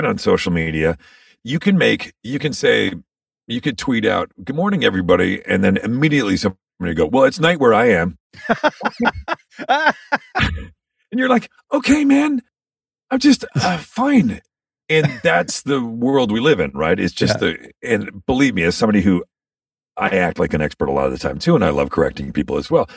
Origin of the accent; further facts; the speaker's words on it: Canada; as a Canadian, so I grew up watching hockey